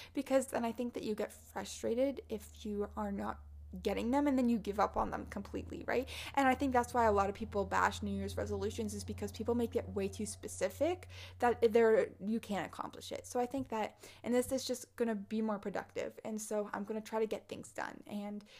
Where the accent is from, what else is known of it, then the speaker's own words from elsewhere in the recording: Canada; I was also in two lockdowns in 2021 because I'm Canadian